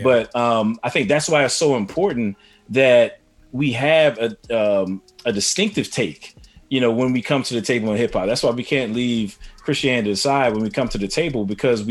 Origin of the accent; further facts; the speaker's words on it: East Coast, United States; I'm from the East Coast